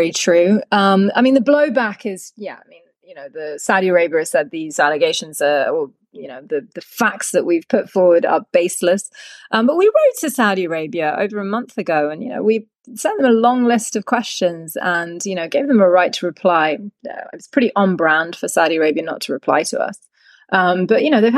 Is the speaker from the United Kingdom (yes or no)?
yes; United Kingdom; as a British citizen, you know, coming from a country